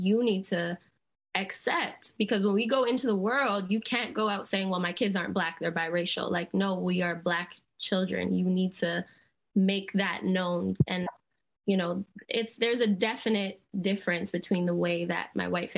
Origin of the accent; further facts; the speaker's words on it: Barbados; we're from Barbados